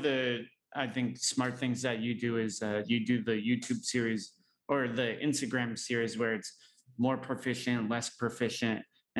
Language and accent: English; United States; now in Thailand; because I'm American